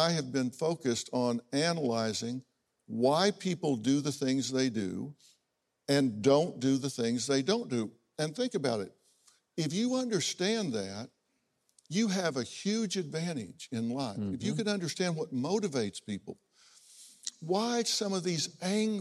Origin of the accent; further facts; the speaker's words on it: United States; also born or lived in Oklahoma; I grew up in Texas and Oklahoma.